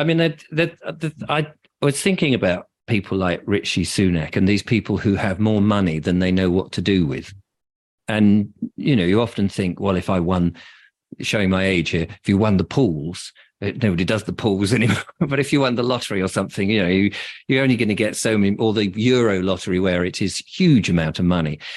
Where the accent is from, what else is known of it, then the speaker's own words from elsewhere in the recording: England, United Kingdom; I'm English, and my parents are English